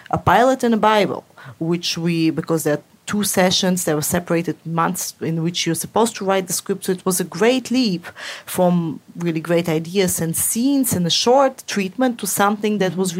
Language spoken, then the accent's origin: English; Moscow, Russia; moved away; I grew up in Moscow in an apartment block